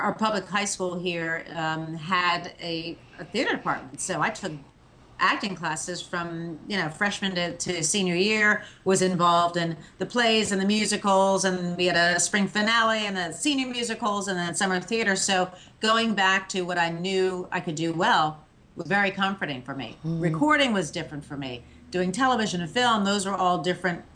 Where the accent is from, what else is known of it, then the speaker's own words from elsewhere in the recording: outside New York, United States; growing up outside New York